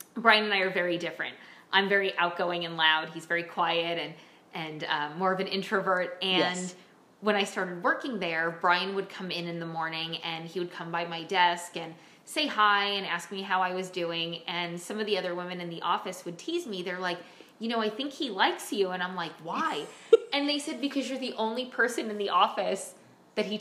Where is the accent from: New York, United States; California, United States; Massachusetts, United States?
New York, United States; Bronxville; I was born in Bronxville, New York